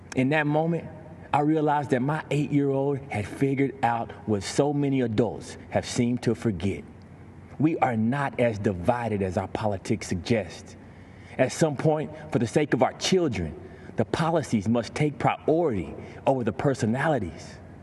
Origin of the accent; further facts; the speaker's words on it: Texas, United States; I grew up in Grayvon, Texas